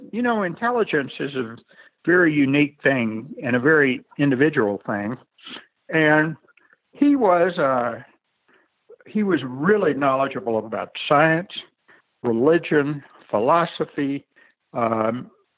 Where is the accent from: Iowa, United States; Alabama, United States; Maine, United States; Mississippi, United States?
Mississippi, United States; also born or lived in Washington, D.C.; now in Santa Fe, United States; I grew up in Mississippi